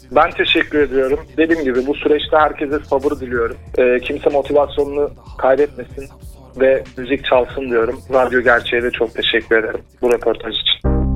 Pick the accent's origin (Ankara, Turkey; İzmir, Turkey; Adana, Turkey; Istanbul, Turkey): Adana, Turkey; şu anda e, Adana'da ikamet ediyorum. E, Aslan Adanalıyım